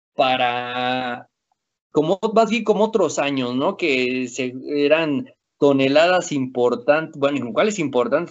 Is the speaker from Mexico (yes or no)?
yes; Mexico; somos mexicanos